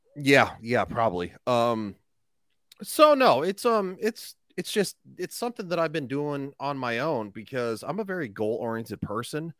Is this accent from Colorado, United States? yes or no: yes; Grand Junction, Colorado, United States; I'm a simple man from Grand Junction